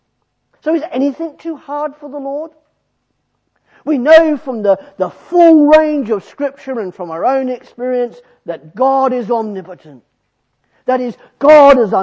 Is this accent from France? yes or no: no; Australia; I'm Australian